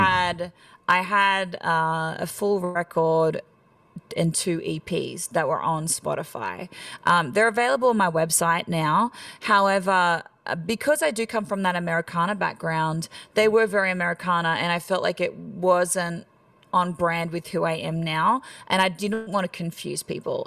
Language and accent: English; Australia; accent: Australian; moved away as an adult; now in Nashville, United States; I'm country Australian